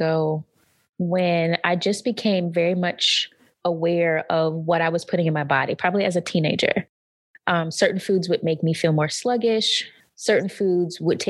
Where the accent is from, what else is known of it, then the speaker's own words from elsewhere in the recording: North Carolina, United States; moved away; growing up in North Carolina, we have a ton of pig